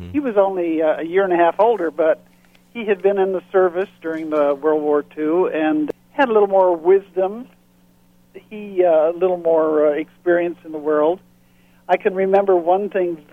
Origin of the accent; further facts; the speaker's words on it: Battle Creek, Michigan, United States; moved away as an adult; now in Fort Lauderdale, United States; Well, I grew up in Michigan, in the southern part, in Battle Creek